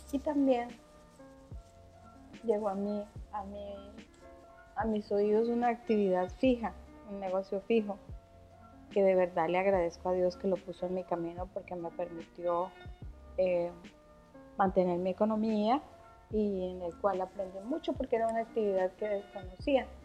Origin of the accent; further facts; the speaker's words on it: Venezuela; moved away as an adult; hubo un cambio, me vine de Venezuela, ahora qué hago